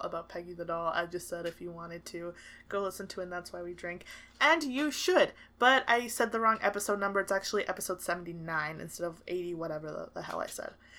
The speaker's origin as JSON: {"language": "English", "country": "United States", "moved": "yes", "lives_now": "Canada", "said": "I'm American"}